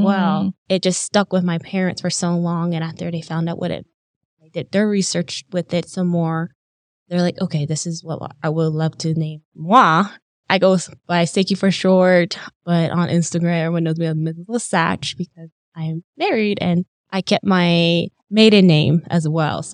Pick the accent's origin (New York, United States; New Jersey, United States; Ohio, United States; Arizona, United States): Arizona, United States; Bashpito; I am from Beshpito, Arizona, located on the Great Dene Nation